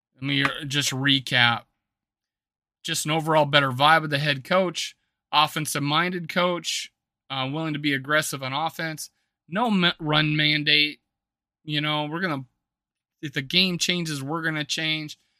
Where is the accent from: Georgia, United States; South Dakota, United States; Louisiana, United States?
South Dakota, United States; I'm from South Dakota